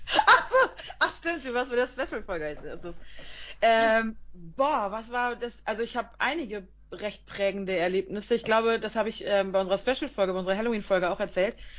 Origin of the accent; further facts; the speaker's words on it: Emsland, Lower Saxony, Germany; Wir kommen aus dem Emsland